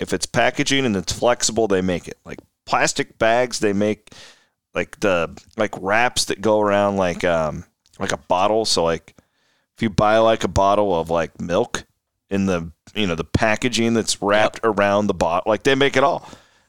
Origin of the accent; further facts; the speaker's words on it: Clarinda, Iowa, United States; just taking the program from Omaha down to the Ice House in Clarinda. My vision for this, now that is my hometown. The vision is that all of Southwest Iowa can kind of gather here.